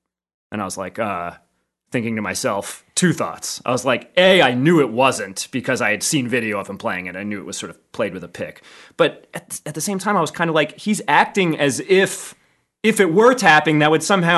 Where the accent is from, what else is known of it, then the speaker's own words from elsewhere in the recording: Philadelphia, Pennsylvania, United States; Yeah, Center City, Philly.